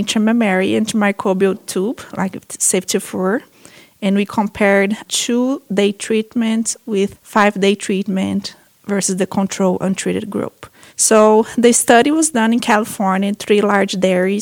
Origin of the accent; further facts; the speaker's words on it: Brazil; moved away as an adult; also born or lived in Minnesota, United States; now in United States; I'm a veterinarian from Brazil. I came to the U.S. in 2010 to do my master's and PhD